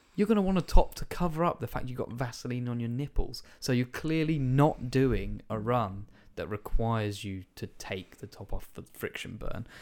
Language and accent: English; United Kingdom; I'm British